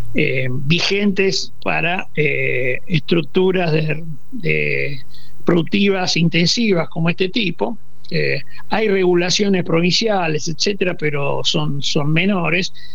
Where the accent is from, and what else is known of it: Argentina